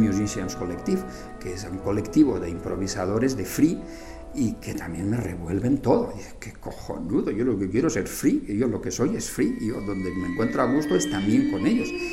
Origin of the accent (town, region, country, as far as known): Spain; born or raised there; moved away as an adult; also born or lived in Madrid